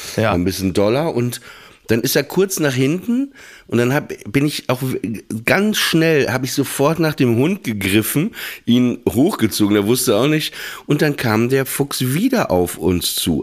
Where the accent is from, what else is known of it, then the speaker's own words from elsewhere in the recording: Northern Germany, Germany; in Norddeutschland, wo ich aufgewachsen bin, so, da lief halt NDR 2 Radio FFN. Ne? Irgendwann gab es Antenne Niedersachsen.